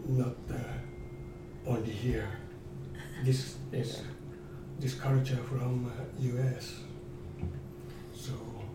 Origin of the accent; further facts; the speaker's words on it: Tokyo, Japan; I was born in Tokyo.